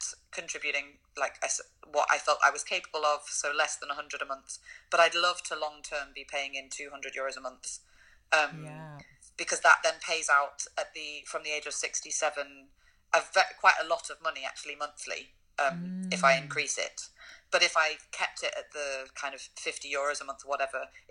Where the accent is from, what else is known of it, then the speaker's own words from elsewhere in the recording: United Kingdom; moved away as an adult; now in Germany; I haven't lived in the UK for over 8 years